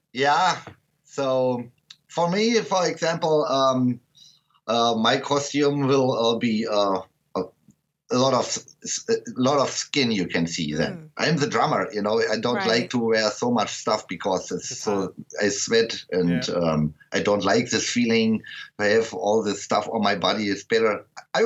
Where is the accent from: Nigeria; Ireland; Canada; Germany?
Germany; Berlin; English is a second language; Because I'm from the west part of Berlin, and I was not west or east of the wall. I was surrounded by the wall.